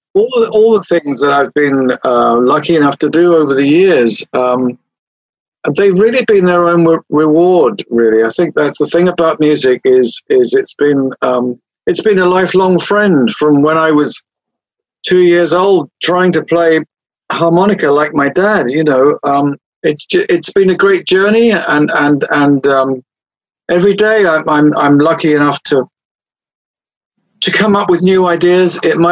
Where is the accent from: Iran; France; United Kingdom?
United Kingdom; England; Well, I'm English, but you know, the first tune I ever got to play as a kid on the harmonica … was one of them, so it wasn't all homegrown, you see.